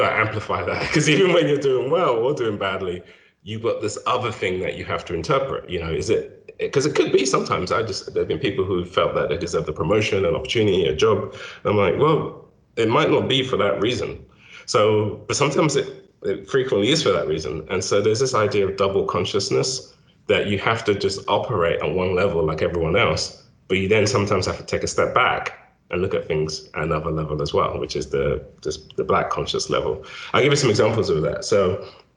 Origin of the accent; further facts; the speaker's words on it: London, United Kingdom; moved away as an adult; also born or lived in Nigeria; now in United States; I was born in Nigeria, grew up in South London, didn't come to the States until I was in my 30s